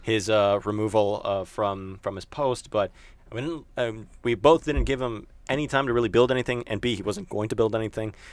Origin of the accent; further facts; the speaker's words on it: Tampa, Florida, United States; I'm from Tampa